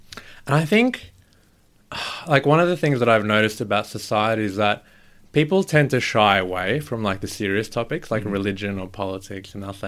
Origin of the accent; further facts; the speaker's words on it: Melbourne, Victoria, Australia; Melbourne, represent.